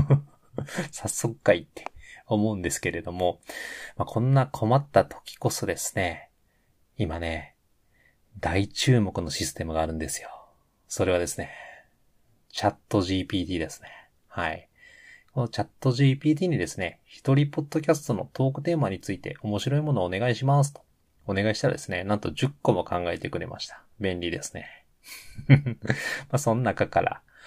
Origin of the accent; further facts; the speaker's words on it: Hyogo, Japan; moved away as an adult; also born or lived in Ishikawa; 兵庫県出身でございます